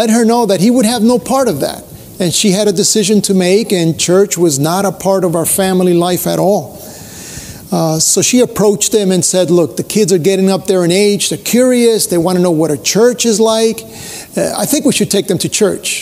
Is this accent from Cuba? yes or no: yes; Cuba; now in United States; I was born in Cuba